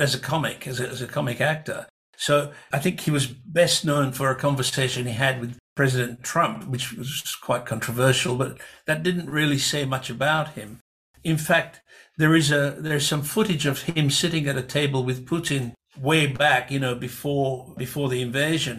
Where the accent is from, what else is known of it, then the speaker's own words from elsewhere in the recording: Budapest, Hungary; now in Australia; if I were in my hometown in Budapest